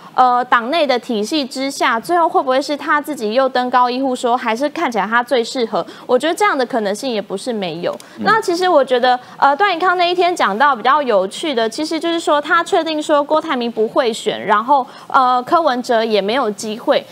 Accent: Taiwan; 我们就生在台湾嘛，我们就是台湾人嘛

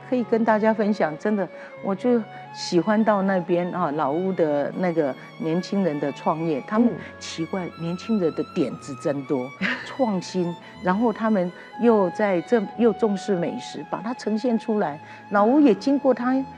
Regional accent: Chiayi, Chiayi City, Taiwan; 我们嘉义人

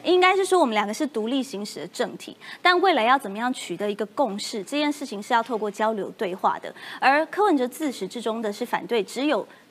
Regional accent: Taiwan; 我们是台湾人

